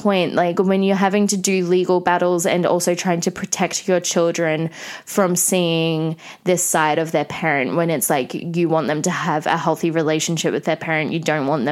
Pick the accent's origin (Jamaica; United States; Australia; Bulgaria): Australia; growing up in Australia